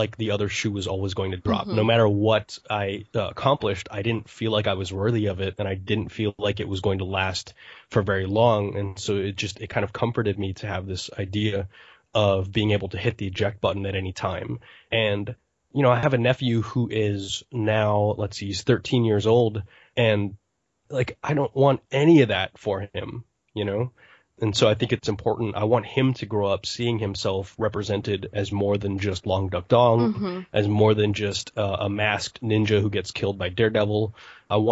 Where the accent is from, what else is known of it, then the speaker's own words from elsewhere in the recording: United States; My grandparents were born in the United States. I am more American than Asian